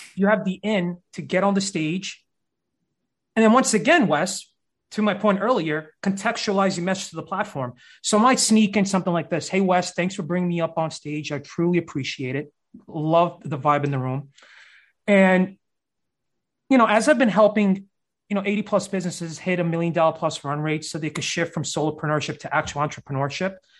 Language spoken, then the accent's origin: English; New York City, New York, United States; Born and raised in uh, Brooklyn, New York